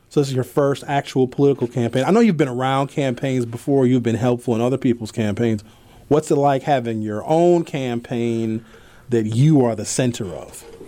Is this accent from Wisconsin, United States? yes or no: yes; Milwaukee, Wisconsin, United States; I grew up in Northridge Mall